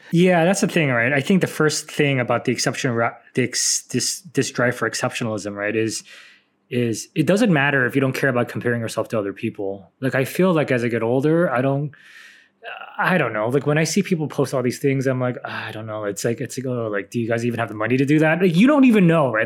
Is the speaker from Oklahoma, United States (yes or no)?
no; San Francisco, California, United States; I'm from San Francisco